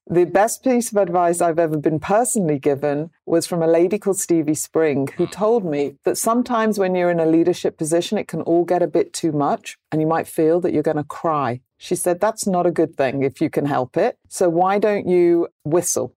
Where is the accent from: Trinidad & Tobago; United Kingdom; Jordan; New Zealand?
United Kingdom; I'm British